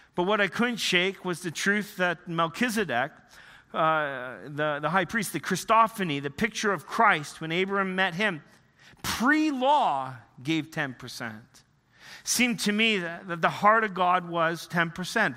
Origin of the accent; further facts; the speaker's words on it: Northern Ontario, Canada; moved away; also born or lived in Western Canada; I grew up in the Canadian Shield, Northern Ontario